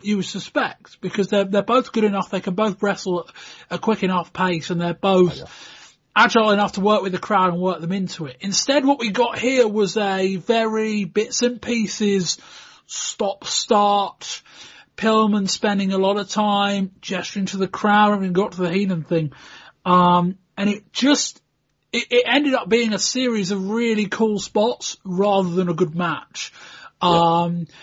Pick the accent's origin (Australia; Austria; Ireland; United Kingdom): United Kingdom; we're British